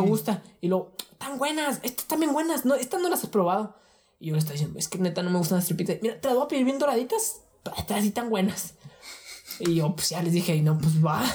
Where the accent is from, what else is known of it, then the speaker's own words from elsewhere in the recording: Ciudad Juárez, Chihuahua, Mexico; somos de Juárez